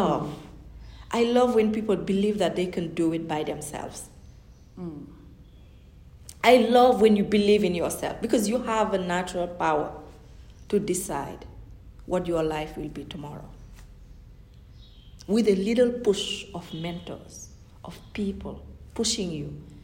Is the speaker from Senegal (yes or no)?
yes; Senegal; first language Fulani; English is a second language; moved away; growing up in Senegal, I would speak Fulani in my house and Wolof